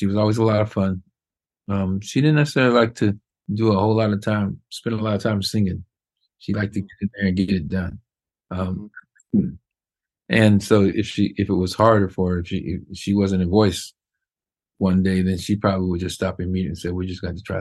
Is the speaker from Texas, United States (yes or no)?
no; Indianapolis, Indiana, United States; Indianapolis was a kind of a big small town. And it was great growing up there